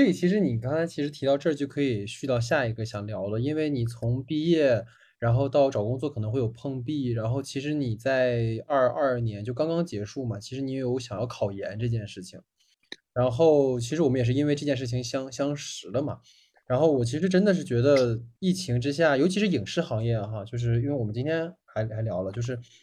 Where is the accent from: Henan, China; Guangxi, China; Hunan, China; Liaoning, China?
Liaoning, China; Dalian; moved away; 因为我老家大连的嘛